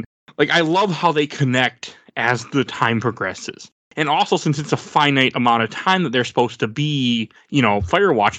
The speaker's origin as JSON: {"language": "English", "town": "Milwaukee", "region": "Wisconsin", "country": "United States", "tie": "born or raised there", "said": "I grew up in Milwaukee, Wisconsin, and I was born in 87."}